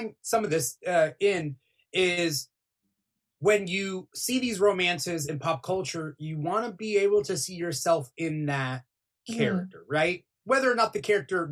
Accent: United States; also born or lived in California; as an American

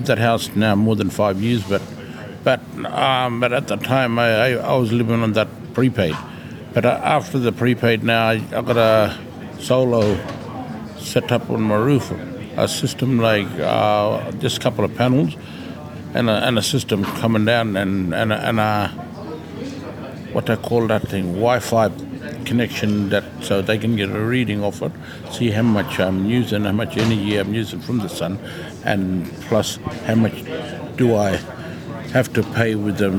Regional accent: Tennant Creek, Northern Territory, Australia; I'm from Tennant Creek, from the Barkly.

